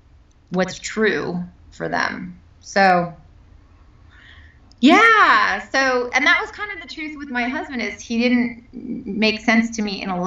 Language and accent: English; Bay Area, California, United States; I'm from the Bay Area.